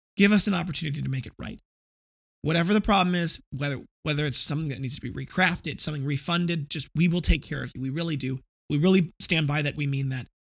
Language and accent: English; Midwest, United States; I come from the Midwest